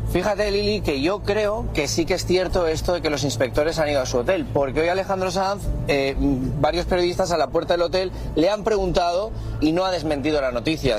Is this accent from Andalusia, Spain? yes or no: yes; Seville, Andalusia, Spain; te estoy saludando aquí en mi tierra